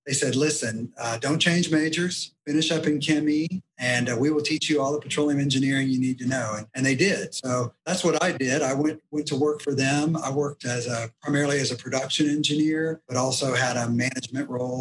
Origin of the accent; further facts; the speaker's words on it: Houston, Texas, United States; I grew up in Houston, went to University of Texas